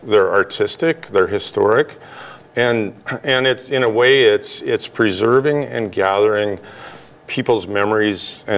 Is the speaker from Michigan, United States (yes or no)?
no; Missoula, Montana, United States; I grew up in Missoula, and I was born at the hospital there, and so I'm a lifelong resident.